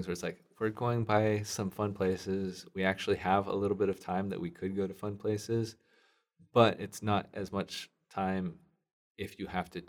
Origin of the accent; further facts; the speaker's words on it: West Coast, United States; because I wanted to go to Anaheim because I'm from the West Coast and it's a fun place to be.